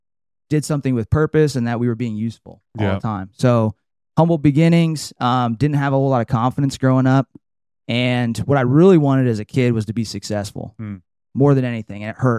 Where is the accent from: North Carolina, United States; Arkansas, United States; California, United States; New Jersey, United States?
California, United States; Trinity Center; So I grew up in Northern California, a little town called Trinity Center.